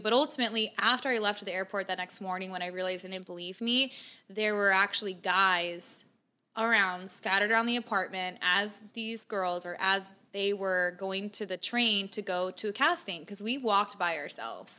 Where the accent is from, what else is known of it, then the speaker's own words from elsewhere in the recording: Mesa, Arizona, United States; I grew up kind of in Mesa, kind of middle class